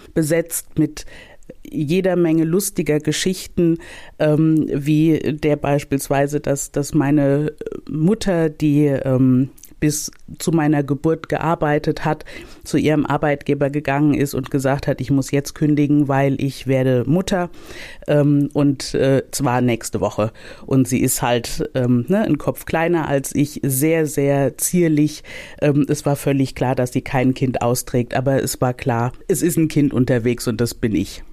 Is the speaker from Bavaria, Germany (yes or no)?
no; Mainz, Rhineland-Palatinate, Germany; Ich bin, also ich bin in Mainz aufgewachsen. Ich bin auch in Mainz geboren